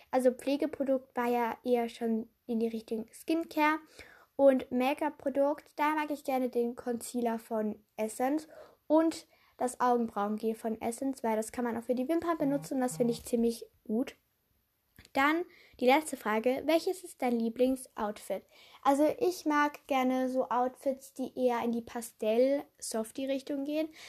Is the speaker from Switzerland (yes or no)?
yes; Switzerland; weil ich bin ja Schweizerin